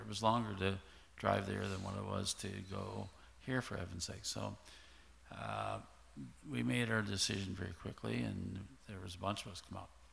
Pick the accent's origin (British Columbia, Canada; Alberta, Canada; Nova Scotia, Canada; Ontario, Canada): Nova Scotia, Canada; eastern shore of; I grew up in a um, area on the eastern shore of Nova Scotia.